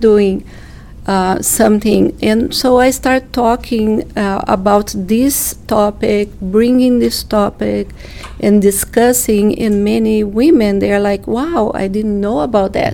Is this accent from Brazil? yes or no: yes; Brazil; moved away as an adult; I'm from Brazil, and my family also is from Brazil